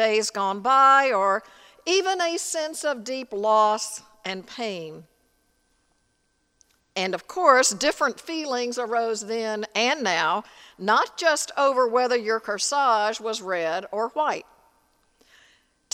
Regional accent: Tennessee, United States; In the church I grew up in Tennessee

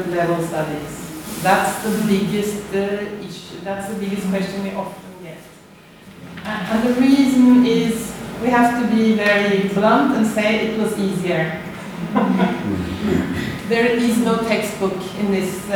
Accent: Norway; accent: Norwegian; now in Australia; as you can hear from my accent, I'm Norwegian

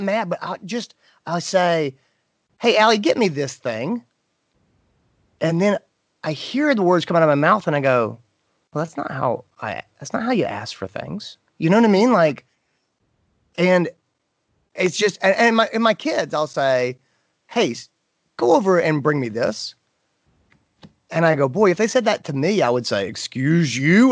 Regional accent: North Carolina, United States; I grew up in North Carolina.

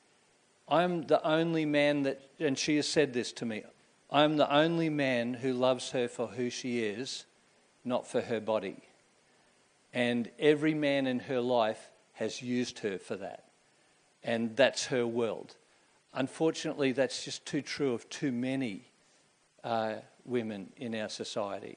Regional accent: Queensland, Australia; I grew up in Queensland in the 1960s and 1970s

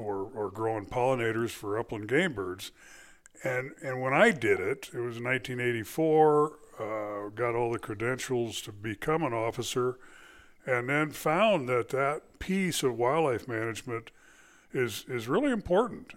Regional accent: California, United States; moved away as an adult; also born or lived in Arizona; I was born in California, uh, spent, uh, my life there

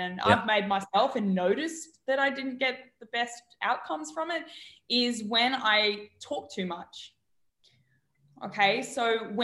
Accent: Australia; moved away; I'm from Australia

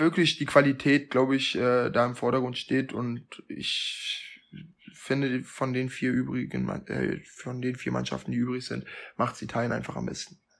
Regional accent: Germany; für mich als Deutscher

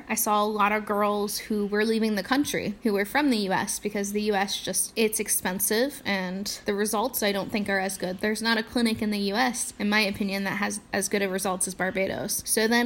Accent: Indiana, United States; I'm from Indiana

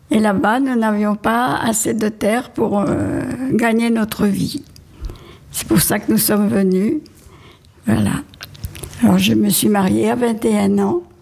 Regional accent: Normandy, France; now in Gers, France; Je ne suis pas native de Gers, je suis, je suis natif de Normandie, où j'ai passé ma jeunesse et mes premières années de mariage. Après, je suis venue dans Gers avec mon mari et trois petits-enfants.

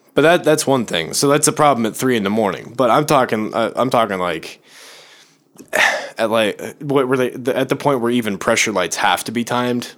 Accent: Chicago, Illinois, United States; moved away; I'm from Chicago

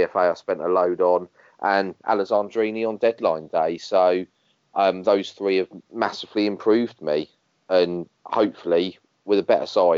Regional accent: Dover, South East England, United Kingdom; I was born in Dover.

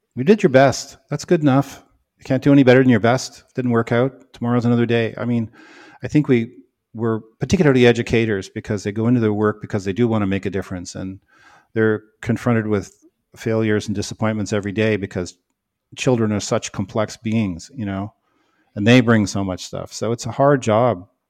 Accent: Canada; now in United States; I'm Canadian, you know, not American.

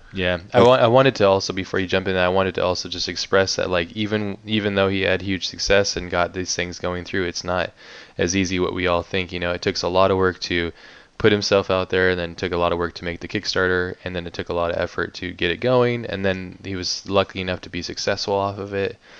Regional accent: Hawaii, United States; growing up in Hawaii

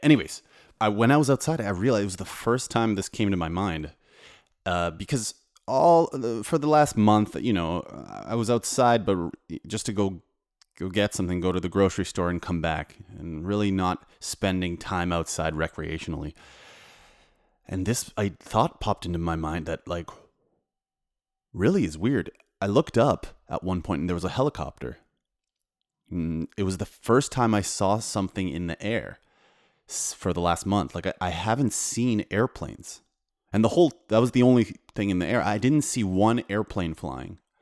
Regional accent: Canada; now in Warsaw, Poland; I'm a composer, producer, and DJ living in Poland, but I'm from Canada

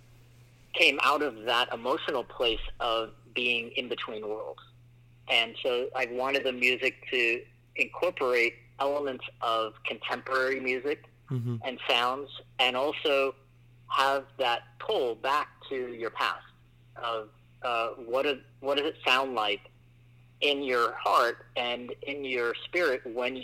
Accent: England, United Kingdom; now in United States; I immigrated from England. I was born there and then I moved here, but I was raised in a Muslim household from India

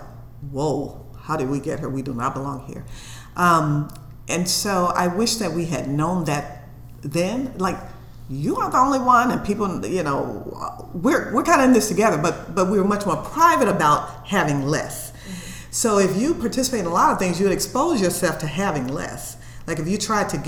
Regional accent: Memphis, Tennessee, United States; moved away as an adult; I was from the South and I was from Memphis, Tennessee

